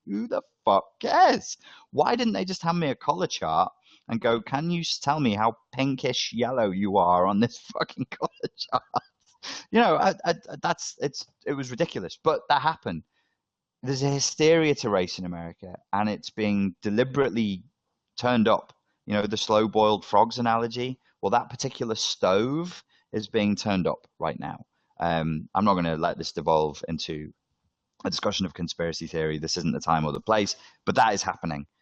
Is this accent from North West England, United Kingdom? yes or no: yes; Liverpool, North West England, United Kingdom; I'm from Liverpool. I'm from the North.